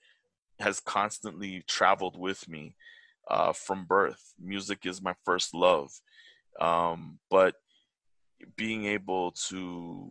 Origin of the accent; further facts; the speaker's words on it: Toronto, Ontario, Canada; I'm a Toronto-born boy. Very proud. I'm a very proud man being from Toronto. I love my hometown.